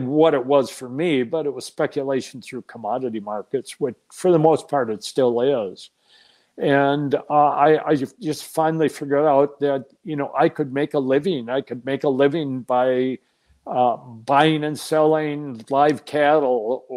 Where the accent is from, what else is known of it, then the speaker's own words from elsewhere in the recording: Minnesota, United States; moved away as an adult; also born or lived in Chicago; Minnesota, born and raised in Minnesota, lived in Minnesota